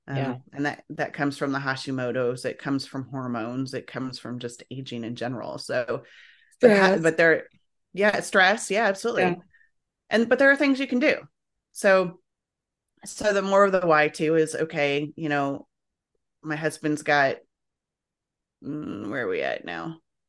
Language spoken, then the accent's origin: English; Illinois, United States; I grew up in Illinois, but yeah.